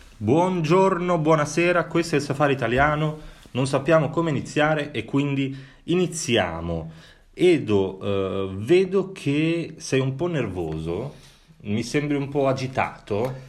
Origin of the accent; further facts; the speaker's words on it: Sardinia, Italy; i miei antenati, eh, essendo sardo